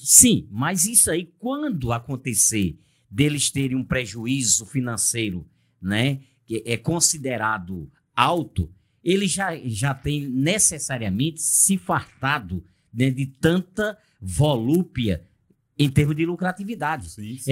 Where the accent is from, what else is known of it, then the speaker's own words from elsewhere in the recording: Brazil; como brasileiro que sou